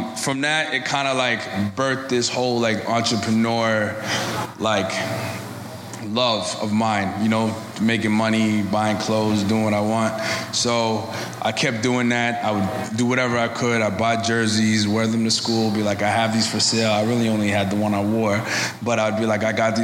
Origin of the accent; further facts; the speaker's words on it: Toronto, Ontario, Canada; also born or lived in Atlanta; I'm from Toronto. Born and raised, 29 years old.